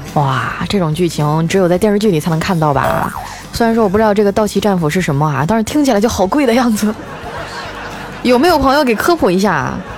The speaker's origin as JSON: {"language": "Chinese", "region": "Northeast China", "country": "China", "moved": "as an adult", "lives_now": "southern China", "said": "自从我来到了南方工作哈，我就觉得东三省范围内都是老乡儿"}